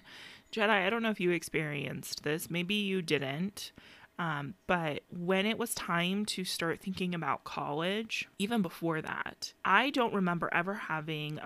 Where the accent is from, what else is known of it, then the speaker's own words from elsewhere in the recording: Phoenix, Arizona, United States; we grew up in Phoenix and Maryvale